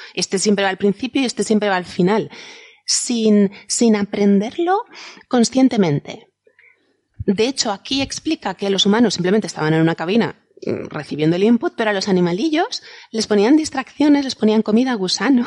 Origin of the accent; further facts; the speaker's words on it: Valencian land, Valencian Community, Spain; valenciano de mi tierra